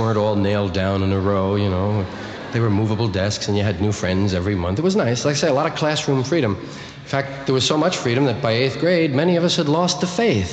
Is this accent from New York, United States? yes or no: yes; New York, United States; I was from one of those Irish neighborhoods in New York. One of those kind of parish schools